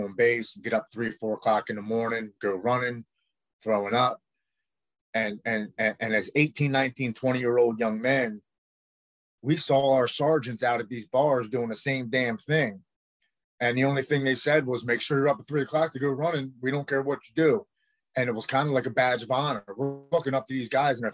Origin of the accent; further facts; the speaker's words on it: Baltimore, Maryland, United States; I'm from Baltimore, Maryland